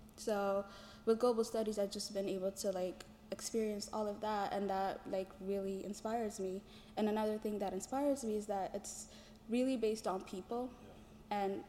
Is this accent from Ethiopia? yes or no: yes; Ethiopia; I'm a global studies major, peacebuilding minor. I'm from Ethiopia.